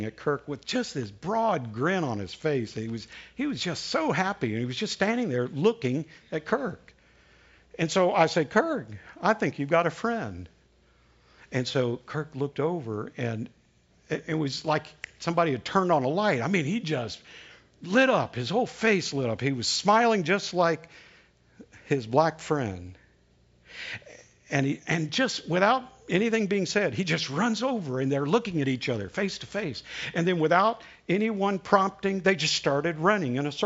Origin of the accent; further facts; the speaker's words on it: the South, United States; accent: Southern; first language English; my native tongue is Southern